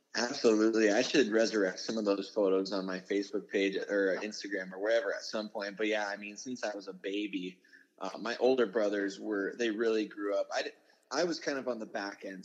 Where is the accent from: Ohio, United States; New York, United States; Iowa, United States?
Iowa, United States; Sioux City; moved away; I was born in Sioux City